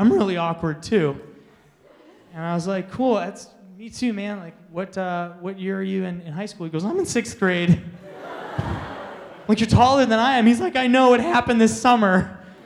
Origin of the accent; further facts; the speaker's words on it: Manitowoc, Wisconsin, United States; moved away as an adult; now in Phoenix, United States; Specifically, I'm from a town called Manitowoc, Wisconsin